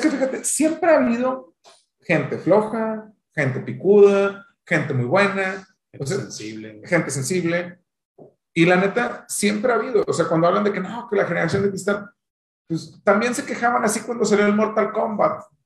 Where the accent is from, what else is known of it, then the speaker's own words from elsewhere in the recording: Monterrey, Nuevo León, Mexico; soy de Monterrey